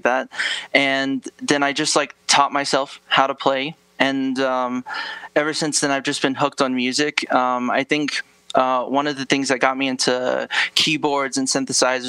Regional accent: Gallup, New Mexico, United States; moved away as an adult; now in Flagstaff, United States; I moved here when I was 18. I've lived here for about 7 years

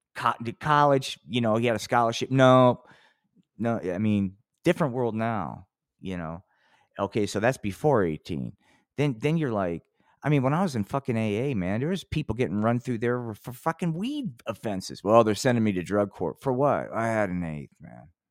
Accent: Atlantic City, New Jersey, United States; which is my hometown

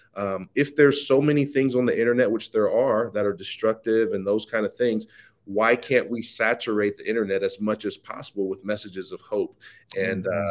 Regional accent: Midwest Ohio, United States; I'm born and raised in uh, Midwest Ohio.

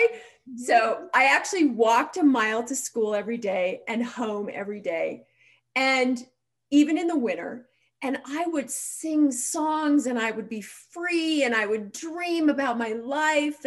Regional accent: Montana, United States; So I grew up in a small town in Montana, and today I actually still live in that small town in Montana.

